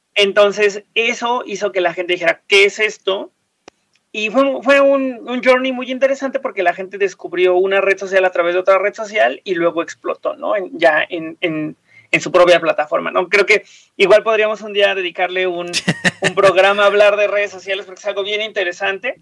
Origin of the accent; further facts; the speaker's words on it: Mexico; nos pertenece Teotihuacán como mexicanos